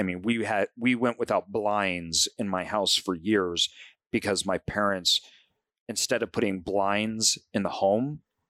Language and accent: English; Boise, Idaho, United States; I think that I grew up in Boise, Idaho, but my parents come from a small farming community.